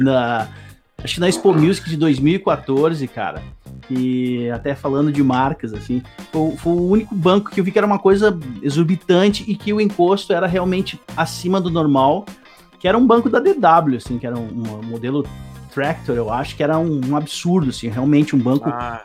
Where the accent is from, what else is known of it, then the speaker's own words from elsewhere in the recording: Serra Gaúcha, Rio Grande do Sul, Brazil; also born or lived in Novo Hamburgo / Porto Alegre; now in Cachoeirinha, Brazil; Nasci em Novo Hamburgo, fui criado na Serra Gaúcha e depois vim para Porto Alegre em 2001